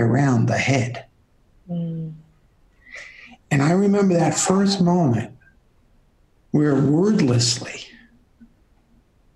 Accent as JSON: {"language": "English", "town": "New York City", "region": "New York", "country": "United States", "said": "I'm from Brooklyn"}